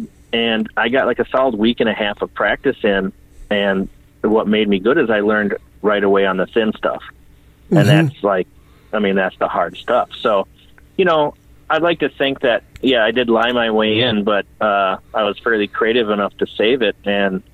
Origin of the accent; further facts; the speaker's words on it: St. Paul, Minnesota, United States; Technically I grew up in St. Paul